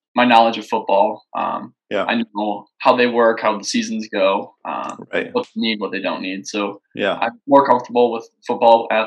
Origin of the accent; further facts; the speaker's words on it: Dubuque, Iowa, United States; moved away as an adult; now in Des Moines, United States; I was born and raised in Dubuque, Iowa, so Eastern Iowa.